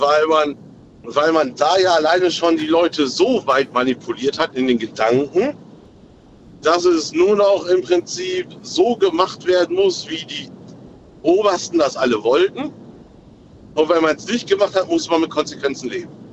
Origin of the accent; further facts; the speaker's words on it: Aurich, Lower Saxony, Germany; aus Aurich